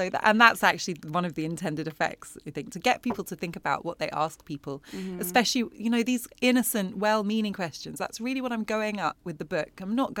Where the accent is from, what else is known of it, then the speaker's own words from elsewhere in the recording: Wimbledon, London, United Kingdom; Like, there's a chapter about where I grew up in Wimbledon. And I think Wimbledon is a very English part of London.